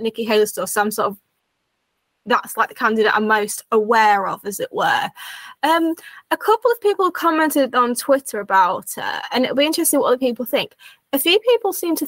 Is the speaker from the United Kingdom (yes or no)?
yes; United Kingdom; as a Brit